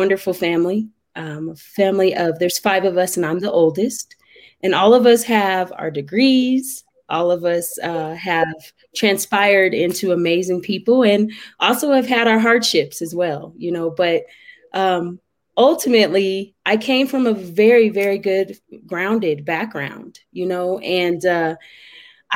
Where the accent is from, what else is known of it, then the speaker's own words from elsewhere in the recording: Denver, Colorado, United States; now in Colorado Springs, United States; I am from Denver, Colorado. Currently, I live in Colorado Springs, Colorado, and I love it. So I am a Colorado native.